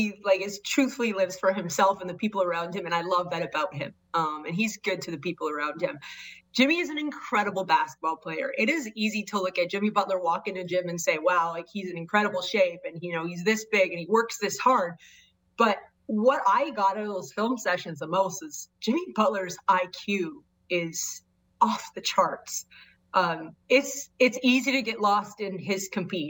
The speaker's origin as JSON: {"language": "English", "country": "Canada", "tie": "born or raised there", "said": "I grew up in Canada"}